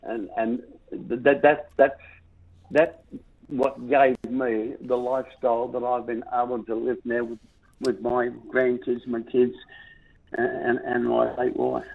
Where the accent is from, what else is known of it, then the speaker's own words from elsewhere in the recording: South Australia, Australia; my hometown name, South Australia